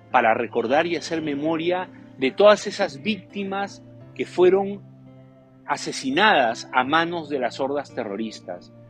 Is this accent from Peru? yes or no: yes; Peru; Como peruanos tenemos que conocer nuestra historia